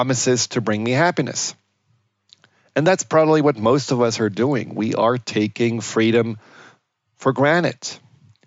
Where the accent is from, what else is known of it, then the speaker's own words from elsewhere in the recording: Germany; I grew up in Germany